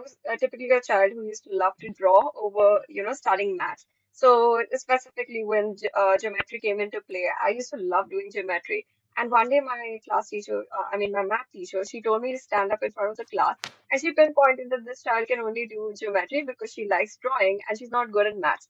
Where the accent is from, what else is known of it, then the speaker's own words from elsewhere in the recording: India; as an Indian, there are certain stereotypes with, you know, the way I speak